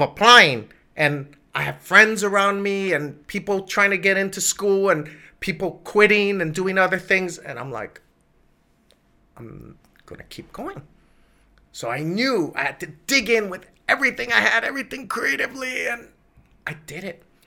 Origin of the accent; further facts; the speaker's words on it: Hawaii, United States; moved away as an adult; growing up in Hawaii